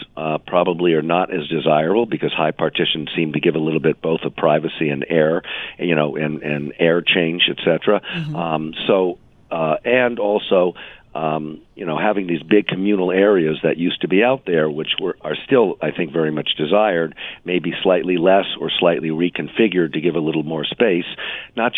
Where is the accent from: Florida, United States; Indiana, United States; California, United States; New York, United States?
New York, United States; I'm also still a New Yorker. I'm still a New Yorker